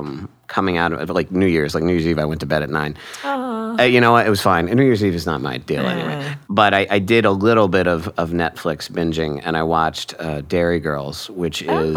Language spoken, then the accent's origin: English; Hershey, Pennsylvania, United States; moved away as an adult; now in New York City, United States; I was born in Hershey, Pennsylvania. I grew up in the middle of nowhere. I, you know, moved many, many, many, many years ago to New York City, and I'm a New Yorker.